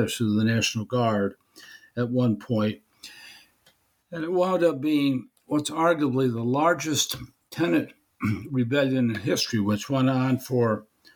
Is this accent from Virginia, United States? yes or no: no; Berne, New York, United States; the town of Bern, New York, which happens to be my hometown